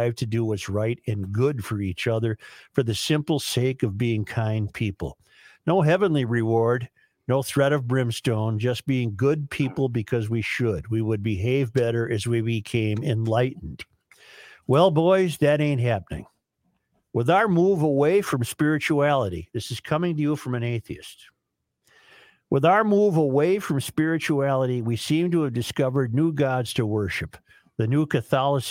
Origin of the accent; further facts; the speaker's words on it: Minnesota, United States; I've enjoyed being a Minnesotan